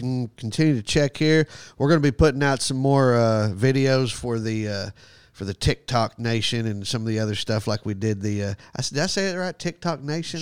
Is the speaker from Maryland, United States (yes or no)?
no; Texas, United States; I'm American. I'm awesome. I'm from Texas